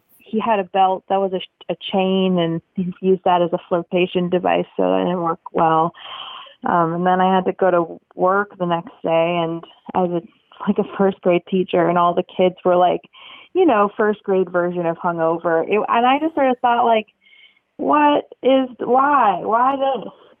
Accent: Portland, Oregon, United States; Portland, Oregon. We don't have a football team

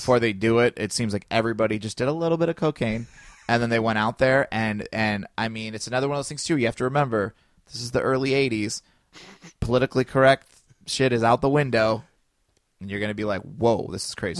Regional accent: United States; I grew up in Chi, in, in Shareville, which we got all the Chicago channels.

